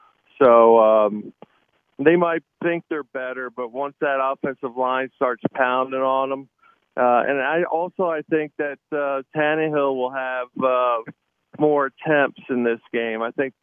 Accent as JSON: {"language": "English", "town": "Philadelphia", "region": "Pennsylvania", "country": "United States", "tie": "born or raised there", "also_born_or_lived": "Nashville", "moved": "as an adult", "said": "I actually made the move back up to Philly, where I'm going to be working at my high school"}